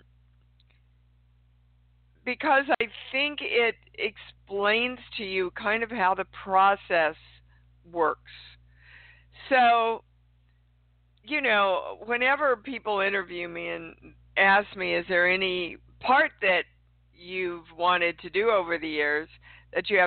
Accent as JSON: {"language": "English", "town": "Kansas City", "region": "Kansas", "country": "United States", "tie": "born or raised there", "moved": "yes", "said": "Kansas City, Kansas is my hometown"}